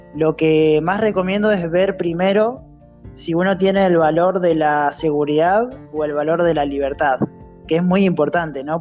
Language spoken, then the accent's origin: Spanish; Santa Rosa, La Pampa, Argentina; soy de, Argentina, ¿sí? de la ciudad de Santa Rosa, La Pampa